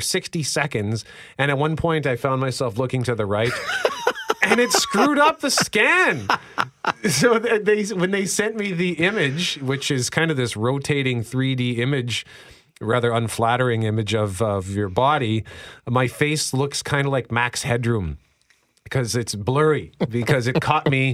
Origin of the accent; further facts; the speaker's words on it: Winnipeg, Manitoba, Canada; I grew up in Transcona